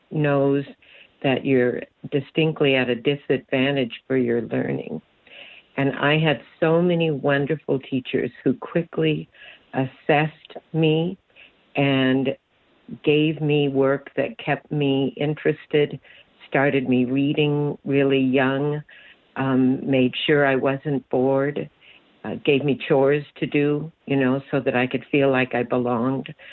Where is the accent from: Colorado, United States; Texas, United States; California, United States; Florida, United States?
California, United States; moved away as an adult; also born or lived in Oxnard; now in Hawaii, United States; Yeah, I was born in Oxnard. My dad was a builder, and we, in my young life, lived all around Southern California and out in the desert.